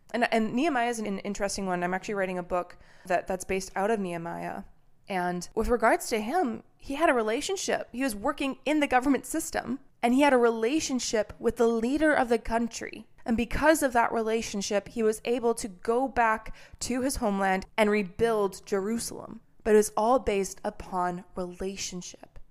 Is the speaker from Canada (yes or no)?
yes; Canada; now in United States; I'm a Canadian who moved to America